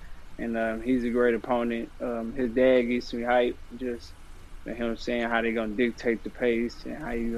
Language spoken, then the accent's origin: English; Dallas, Texas, United States; born or raised there